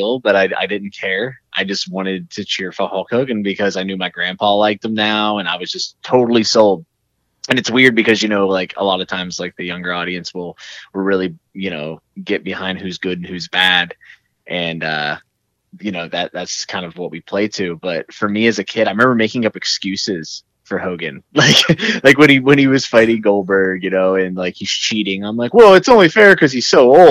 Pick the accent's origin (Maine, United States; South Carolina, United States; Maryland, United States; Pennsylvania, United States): Pennsylvania, United States; southwestern; also born or lived in Morgantown, West Virginia; I'm actually from southwestern Pennsylvania, like right near West Virginia on the border near Morgantown. So I just kind of claim Morgantown because I spent almost all my free time there. And I grew up in that area